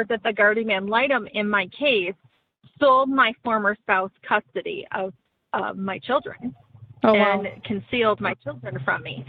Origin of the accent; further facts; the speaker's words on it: Michigan, United States; moved away; I'm from Michigan